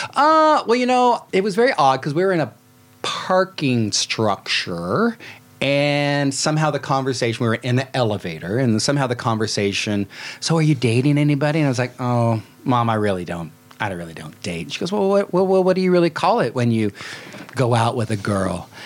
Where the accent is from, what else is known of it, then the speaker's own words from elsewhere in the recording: Salem, Oregon, United States; also born or lived in Klamath Falls, Oregon; But I'm from Salem, Oregon, which is a little bit. It's a nice city. It's a little bit of an armpit, but it, it was some tough growing up there.